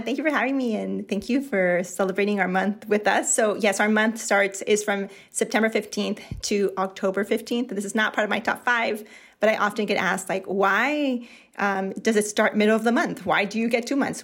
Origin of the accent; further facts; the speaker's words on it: Mexico; As a Mexican, yes, I'm a Mexican, but I'm not from that area